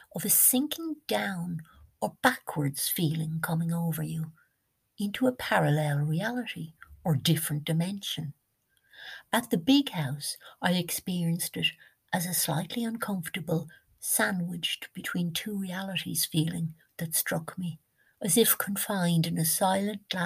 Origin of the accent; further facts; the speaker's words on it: Ireland; as we Irish say